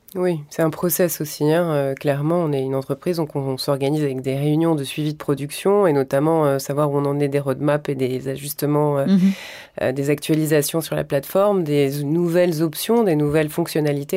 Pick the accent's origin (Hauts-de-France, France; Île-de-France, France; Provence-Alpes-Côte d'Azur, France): Provence-Alpes-Côte d'Azur, France; Carry-le-Rouet; also born or lived in Marseille; c'est surtout l'endroit où j'ai grandi. En fait, mes grands-parents y vivaient